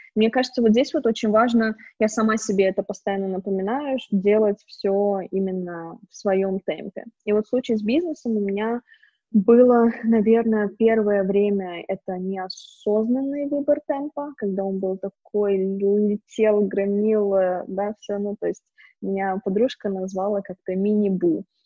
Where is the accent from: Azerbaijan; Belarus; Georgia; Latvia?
Azerbaijan; Baku; moved away as an adult; also born or lived in San Francisco / Romania; now in Kyiv, Ukraine; вообще я из Баку, но живу сейчас в Киеве уже как три года. До этого я жила в Сан-Франциско, в долине Силиконовой. До этого я жила в Румынии. И до этого каталась туда-сюда, но, в принципе, выросла, училась, и все мои проекты в основном в Баку, в Азербайджане